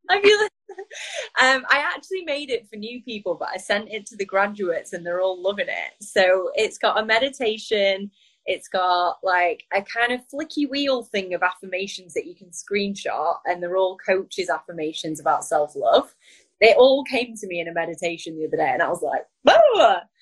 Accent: Blackpool, North West England, United Kingdom; moved away as an adult; also born or lived in New York; I'm from Lancashire.

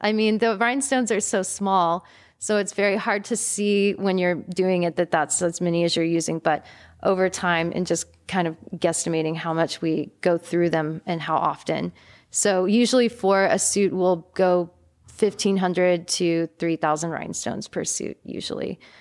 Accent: East Texas, United States; now in Austin, United States; growing up in East Texas

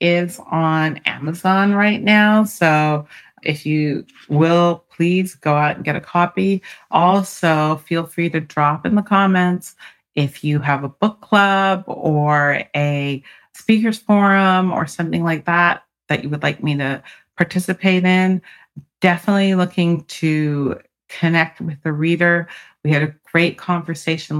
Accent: Canada; now in United States; I'm an immigrant from Canada, and my parents were immigrants to Canada

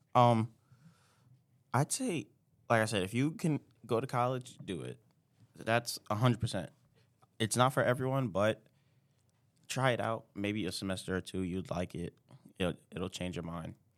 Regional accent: New York City, New York, United States; moved away as an adult; now in Plattsburgh, United States; I'm from New York City, Brooklyn, New York

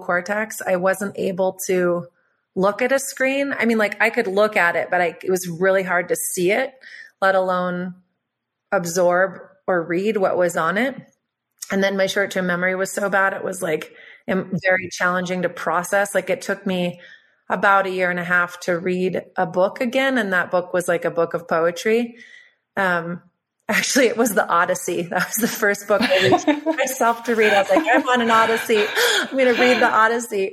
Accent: Boulder, Colorado, United States; I grew up in Boulder, so we had friends who were scientists at NIST and NOAA

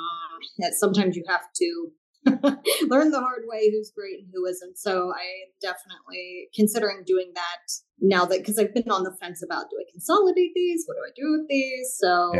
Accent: Columbus, Ohio, United States; I am from Columbus, Ohio

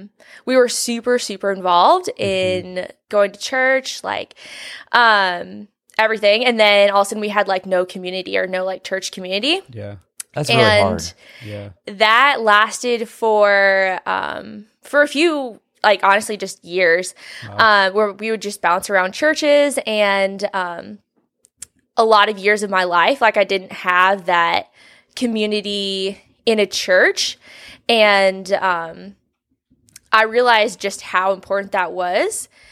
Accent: Springfield, Nebraska, United States; now in Omaha, United States; But yeah, I grew up in Springfield, Nebraska, and then moved to Omaha for college and been here ever since.

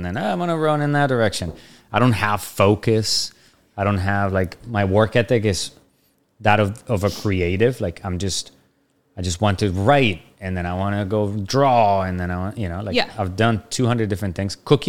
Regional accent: Bogota, Bogotá Capital District, Colombia; I grew up in Bogota, Colombia, like, the furthest thing from Independence ever in every way.

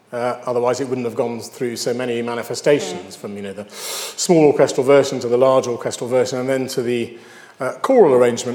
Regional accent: United Kingdom; Oh, I'm British, so I must like Vaughan Williams

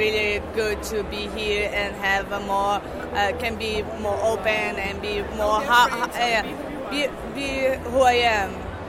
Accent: Brazil; moved away as an adult; now in Netherlands; I'm from Brazil.

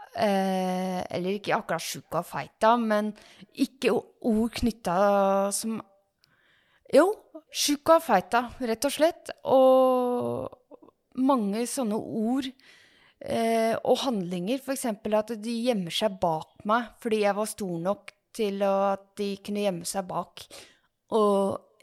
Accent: Ås, Akershus, Norway; født og oppvokst i Ås og bor i Ås

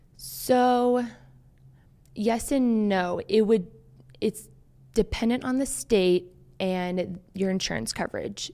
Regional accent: Maryland, United States; moved away as an adult; also born or lived in Harrisonburg, Virginia; I grew up in Maryland.

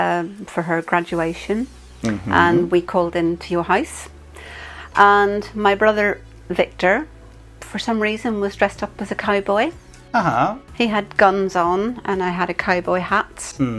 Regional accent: Ireland; Being Irish is... Irish people... we're very friendly. We talk to everybody. We talk to anybody.

